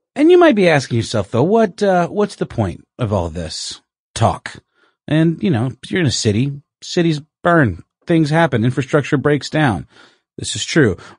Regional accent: Augusta, Georgia, United States; moved away; my hometown of Augusta, Georgia

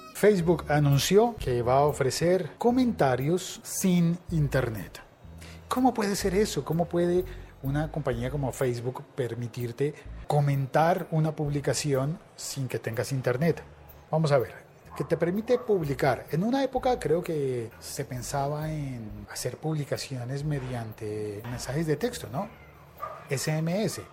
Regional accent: Colombia; en mi país, en Colombia

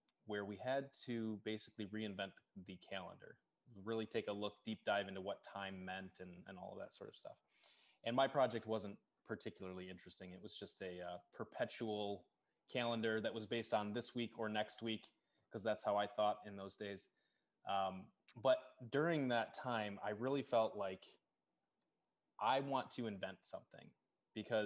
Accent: Kalamazoo, Michigan, United States; moved away as an adult; now in Chicago, United States; my hometown is Kalamazoo, Michigan.

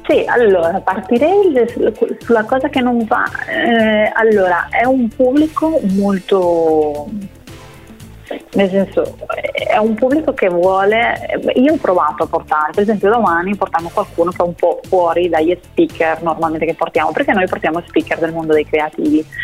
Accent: Spain; now in Italy; io da spagnola

